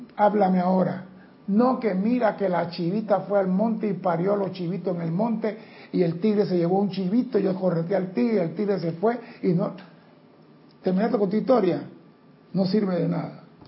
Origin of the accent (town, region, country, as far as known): Panama